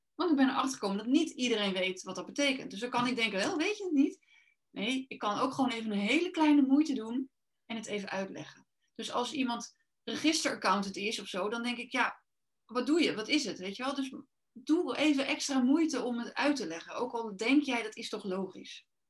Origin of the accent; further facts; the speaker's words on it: Rotterdam, South Holland, Netherlands; ik kom uit Rotterdam